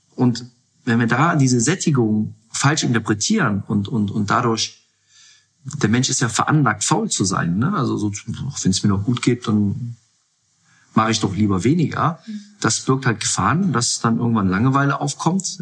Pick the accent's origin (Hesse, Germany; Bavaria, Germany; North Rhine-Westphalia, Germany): North Rhine-Westphalia, Germany; Mönchengladbach; moved away as an adult; also born or lived in Munich; now in Hamburg, Germany; gebürtig aus Mönchengladbach, dort die Jugend durchlaufen